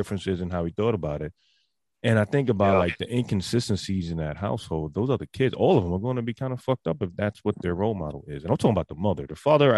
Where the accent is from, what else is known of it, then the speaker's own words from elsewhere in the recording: New York, United States; I'm from New York